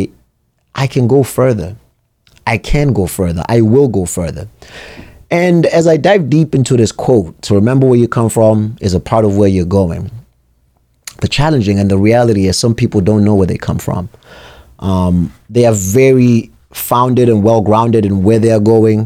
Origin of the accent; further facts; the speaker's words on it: Durban, KwaZulu-Natal, South Africa; now in New Hampshire, United States; I was born and raised in South Africa